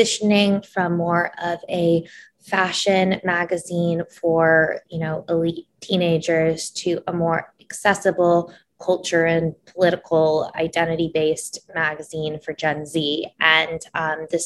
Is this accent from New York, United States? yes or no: yes; New York City, New York, United States; I was born and raised in New York City, but I am a Middle Eastern American, first gen